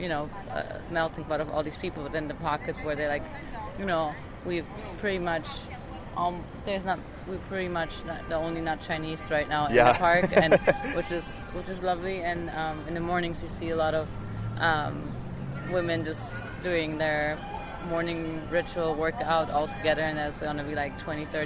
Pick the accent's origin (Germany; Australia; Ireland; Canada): Germany; now in United States; I grew up in Germany in a family of doctors